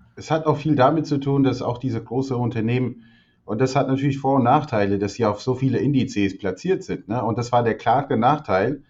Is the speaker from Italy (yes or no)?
no; Albania; moved away; ich bin ja in Albanien geboren